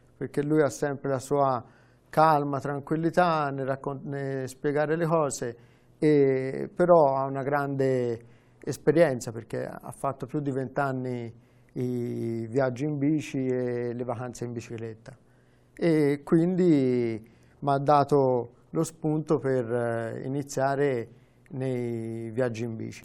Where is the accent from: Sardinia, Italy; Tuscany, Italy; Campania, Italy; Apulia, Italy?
Tuscany, Italy; Vitereta; accent: Tuscan; also born or lived in Florence; sono nato a Firenze, però sono diventato aretino perché ci sono tornato.